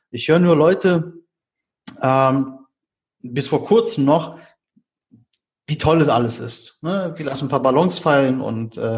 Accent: Berlin, Germany; ich meine, wir sind Berliner, wir sind mal ehrlich und direkt mit unserer kalten Schnauze

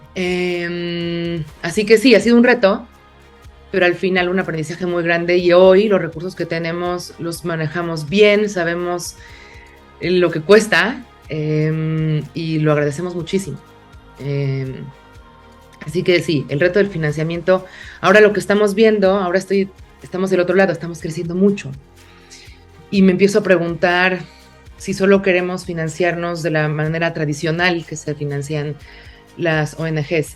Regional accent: Mexico City, Mexico; yo crecí en una ciudad, en la Ciudad de México

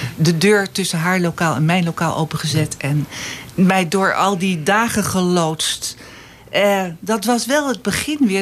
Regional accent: Alkmaar, North Holland, Netherlands; also born or lived in Nijlo / Amsterdam; now in Eemnes, Netherlands; ik heb eh, op school gezeten in Alkmaar

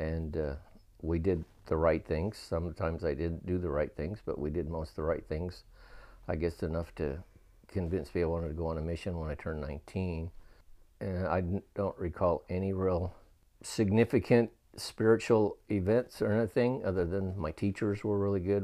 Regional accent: Clearfield, Utah, United States; moved away as an adult; also born or lived in South Ogden, Utah; now in Virginia, United States; Then we moved out to Clearfield, and that's where I spent the rest of my childhood

